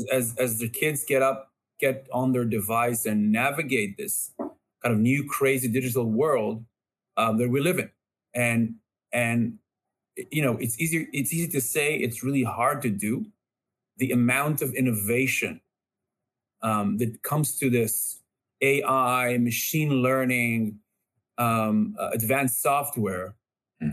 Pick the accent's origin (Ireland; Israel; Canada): Israel; growing up in Israel